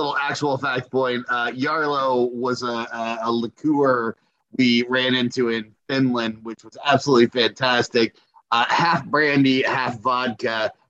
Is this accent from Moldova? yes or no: yes; Moldova; I was a gymnast, Olympic caliber for the country of Moldova, which is my home country.